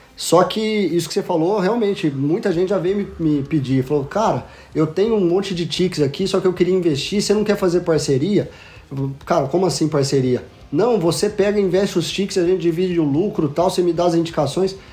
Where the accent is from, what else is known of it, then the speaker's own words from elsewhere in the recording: Franca, São Paulo, Brazil; Sou de Franca, interior de São Paulo, Magazine Luiza é da minha cidade